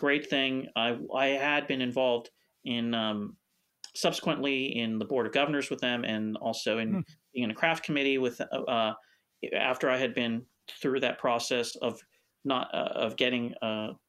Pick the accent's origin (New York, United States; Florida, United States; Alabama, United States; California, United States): California, United States; Los Angeles; also born or lived in Santa Monica / Pacific Palisades; I grew up in Los Angeles, and I'm a native of Los Angeles, born in Santa Monica